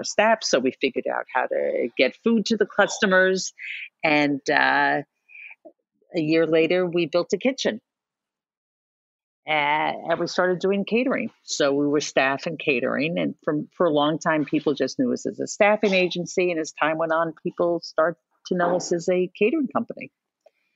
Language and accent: English; New York City, New York, United States; I'm a native New Yorker, third generation Manhattan.